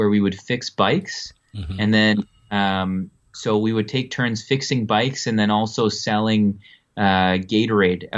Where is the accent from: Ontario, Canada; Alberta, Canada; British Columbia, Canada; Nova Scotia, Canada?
Ontario, Canada; Ottawa; also born or lived in New Brunswick, Canada / Vienna, Austria / Munich, Germany; I was born in Canada on the East Coast in New Brunswick, and grew up in Ottawa